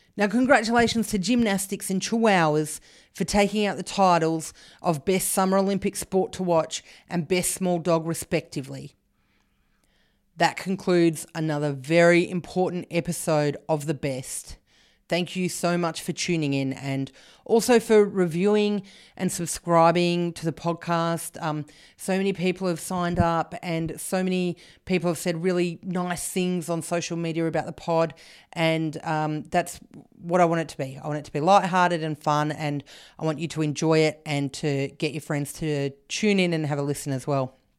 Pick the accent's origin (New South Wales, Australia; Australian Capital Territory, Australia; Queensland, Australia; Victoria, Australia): Australian Capital Territory, Australia; Canberra; I grew up in Canberra